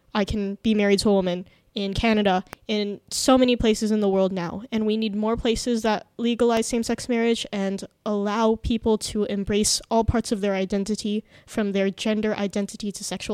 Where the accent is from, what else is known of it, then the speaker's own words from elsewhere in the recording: Indonesia; growing up in Indonesia